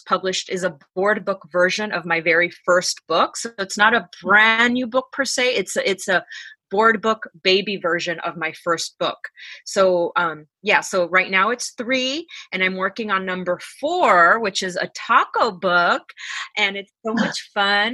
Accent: Los Angeles, California, United States; I'm from Los Angeles, California

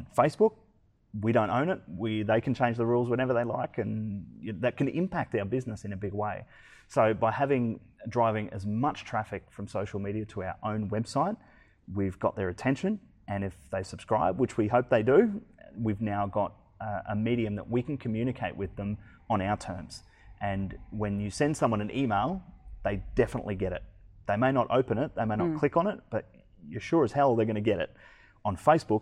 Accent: Brisbane, Queensland, Australia; I'm from Brisbane.

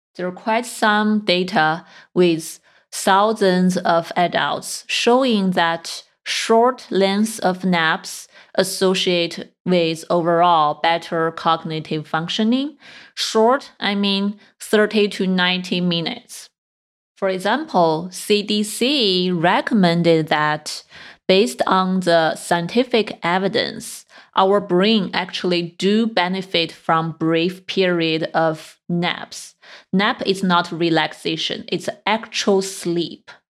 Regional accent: China; moved away; I grew up in China

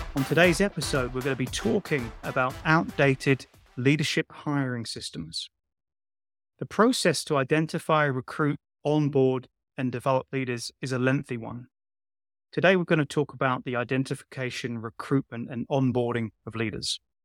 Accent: London, United Kingdom; I'm just a poor boy from Shepherd's Bush

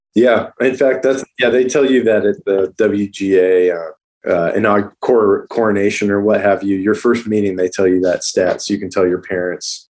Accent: Arizona, United States; now in Los Angeles, United States; I came out here from Arizona and I had family

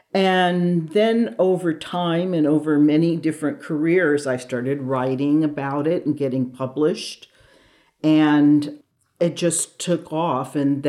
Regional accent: the Bay Area, California, United States; Growing up in the Bay Area

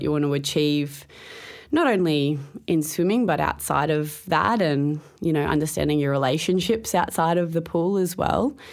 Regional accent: Townsville, Queensland, Australia; As a kid, I grew up in Townsville

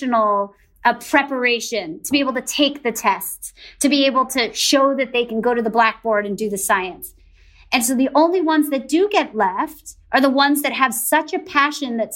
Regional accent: the New York area, United States; I grew up in the New York area

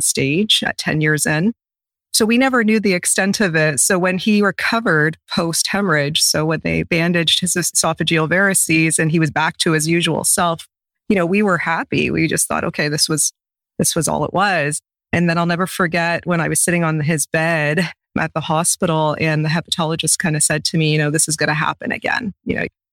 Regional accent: a couple hours from London, Ontario, Canada; moved away as an adult; So I'm in London, Ontario, and he's going to have his transplant in the same city, which is a couple hours away from my hometown.

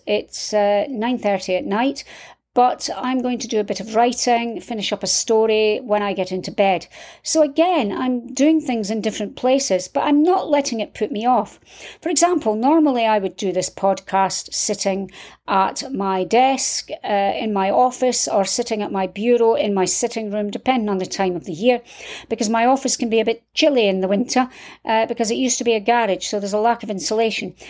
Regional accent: Scotland, United Kingdom; I'm from Scotland

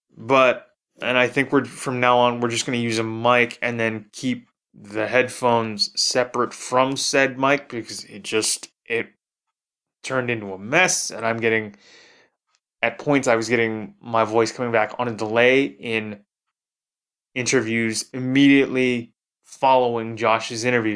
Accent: Toronto, Ontario, Canada; my hometown of Toronto, Ontario

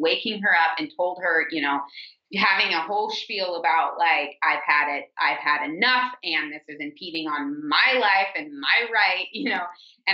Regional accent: St. Louis, Missouri, United States; I grew up in St. Louis, Missouri

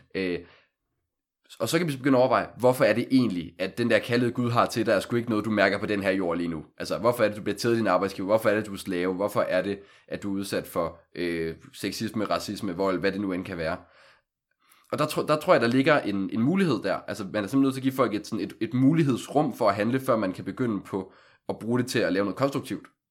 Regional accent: Aalborg, North Denmark Region, Denmark; moved away as an adult; now in Copenhagen, Denmark; jeg kommer oprindeligt fra Aalborg, har siden 2015 boet i København for ligesom at studere

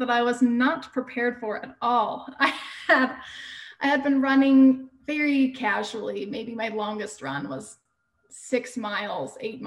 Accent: Houston, Texas, United States; moved away as an adult; also born or lived in Utah; I grew up in Houston

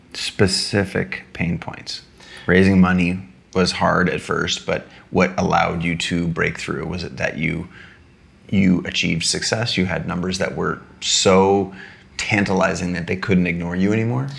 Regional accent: United States; I was born in the United States of America.

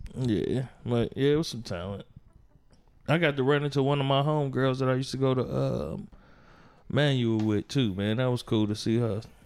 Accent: Gary, Indiana, United States; I'm from Gary

